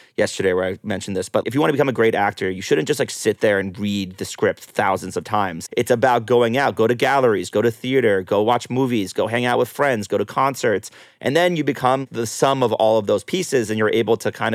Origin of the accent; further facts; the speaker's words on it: New York, United States; now in Los Angeles, United States; I'm from New York originally, and I finally have a place back there